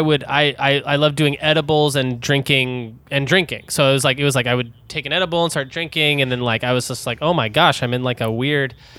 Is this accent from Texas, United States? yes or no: yes; Denton, Texas, United States; also born or lived in Dallas; I'm from Denton